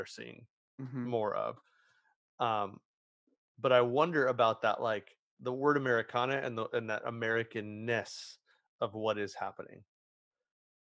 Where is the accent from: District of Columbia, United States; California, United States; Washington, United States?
California, United States; Southern; I'm from Southern California. I'm born a couple hours away, and I've lived here my whole life